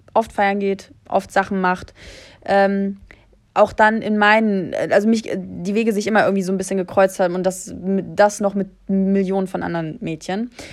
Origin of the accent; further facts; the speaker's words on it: Germany; ich bin aus Deutschland